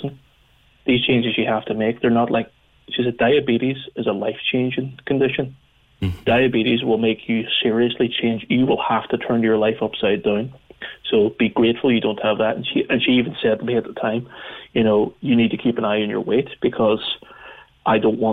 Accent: Northern Ireland, United Kingdom; growing up in Northern Ireland

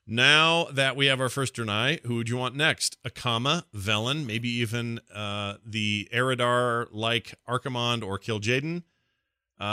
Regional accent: Canada; I'm a Canadian.

